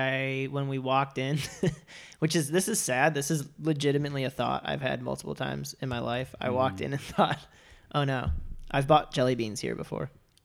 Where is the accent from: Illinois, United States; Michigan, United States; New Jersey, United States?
Illinois, United States; moved away; in the Midwest, in Illinois growing up.